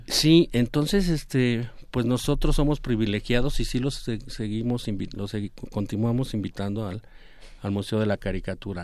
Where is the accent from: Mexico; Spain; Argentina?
Mexico; como artista mexicano, como caricaturista.